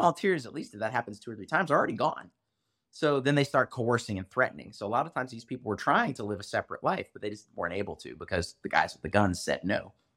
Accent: United States; as an American

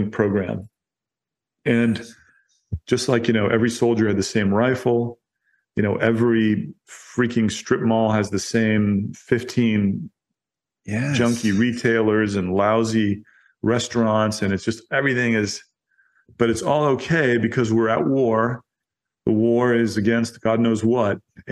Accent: United States

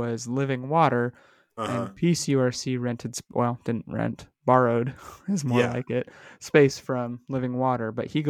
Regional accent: Vancouver, British Columbia, Canada; And then but we're from Vancouver

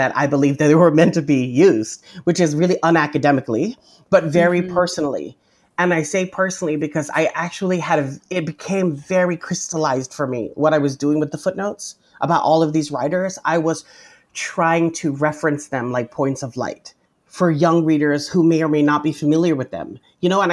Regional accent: Guam; moved away as an adult; also born or lived in Spokane, Washington / Hawaii; I'm an Indigenous Chamorro person, born and raised on Guam

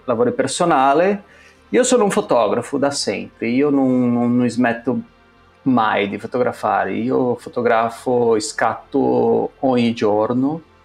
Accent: São Paulo, Brazil; Italian is a second language; moved away as an adult; now in Milan, Italy; noi due siamo cresciuti, nati e cresciuti a San Paolo

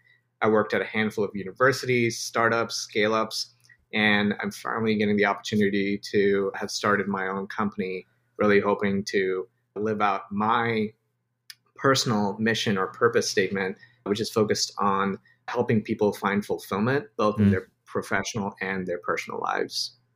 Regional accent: Dubai, United Arab Emirates; also born or lived in India / Yemen / Spain; now in United States; So I was born in India, grew up in Dubai, lived in Yemen and Spain, and now finally reside in the US.

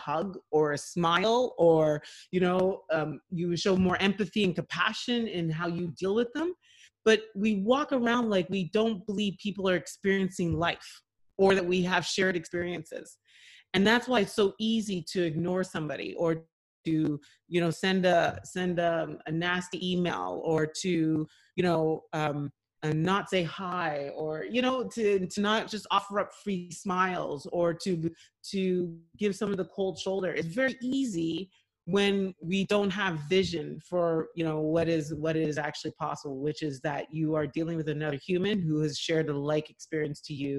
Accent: Ottawa, Ontario, Canada; born there; I was born in Ottawa, but my parents raised us like we are from there, and I'm so proud of my heritage

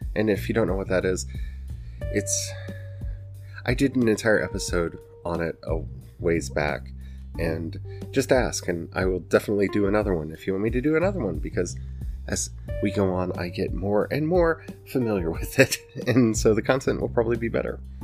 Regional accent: the Ozarks, United States; I'm from the Ozarks and y'all know that because my accent comes out and I say y'all all the time

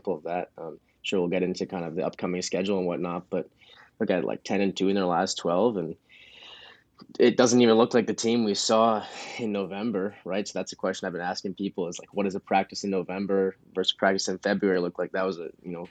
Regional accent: Ann Arbor, Michigan, United States; moved away as an adult; now in Eugene, United States; I'm originally from Ann Arbor, Michigan

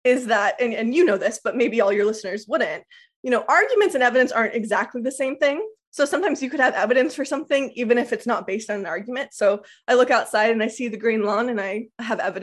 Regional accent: Lawrence, Kansas, United States; I'm very confident I was born in Lawrence. So the thought is, I still believe I was born in Lawrence, Kansas

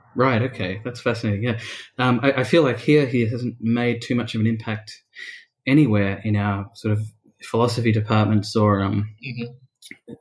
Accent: Australia; being an Australian

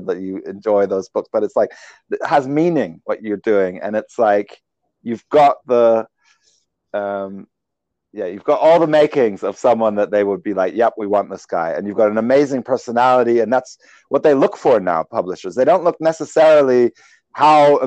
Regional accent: Sweden; moved away; I was born in Sweden.

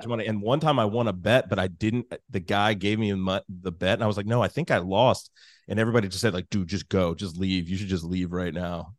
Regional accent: Alexandria, Virginia, United States; moved away as an adult; also born or lived in Washington, District of Columbia, United States; now in New Orleans, United States; I'm from Alexandria, Virginia, the great

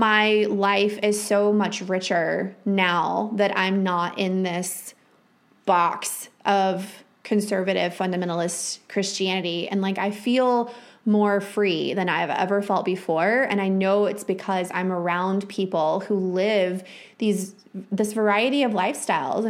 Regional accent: Texas Panhandle, United States; moved away as an adult; also born or lived in Minnesota; I was raised in the Texas Panhandle, which is like the belt buckle of the Bible Belt.

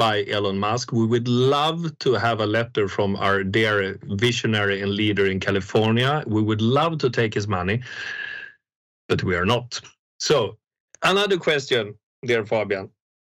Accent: Sweden; English is a second language; I'm from Sweden, by the way, but you hear that from a dialect.

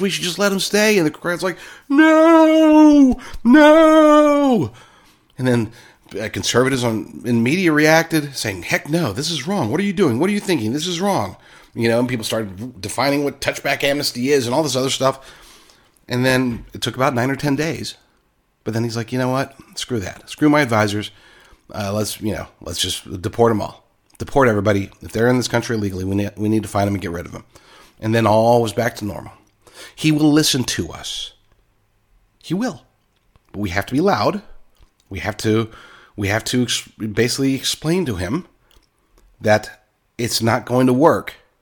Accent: Oklahoma, United States; accent: Oklahoma voice; I grew up in Oklahoma, so that's my Oklahoma voice.

